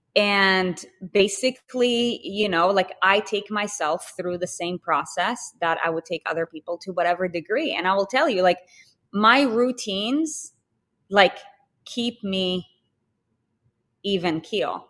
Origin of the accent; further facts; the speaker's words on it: Israel; moved away; I'm from Israel, and I speak Hebrew